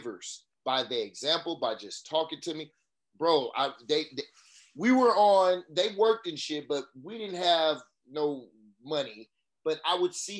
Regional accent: Oakland, California, United States; I'm from West Oakland. I went to elementary, junior high a little bit

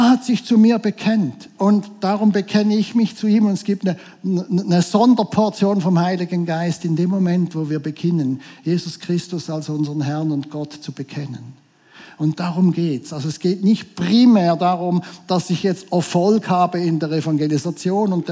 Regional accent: Switzerland; wir sind, wir sind Schweizer. Das sehe ich jedes Mal, wenn das Flugzeug wieder in der Schweiz landet.

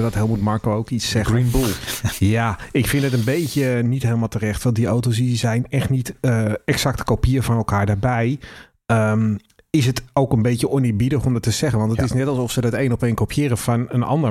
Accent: Netherlands; ik ben ook een Nederlander

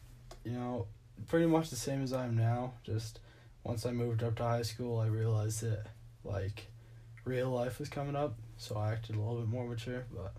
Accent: Wiggins, Colorado, United States; Right now I'm working irrigation in my hometown, Wiggins Electric.

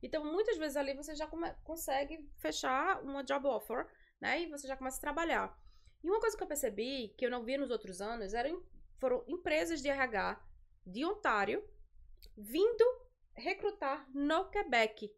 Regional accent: Recife, Pernambuco, Brazil; moved away as an adult; now in Montreal, Canada; eu sou de Recife

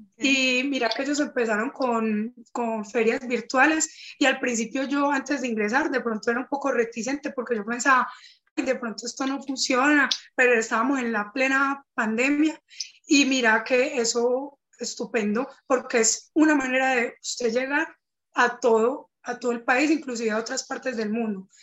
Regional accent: Cali, Valle del Cauca, Colombia; soy de Cali, pues y de acá del Valle

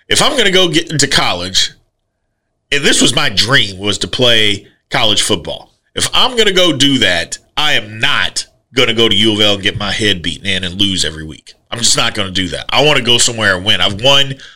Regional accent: Jeffersonville, Indiana, United States; I grew up in Louisville. I mean, I grew up in Jeffersonville, Indiana

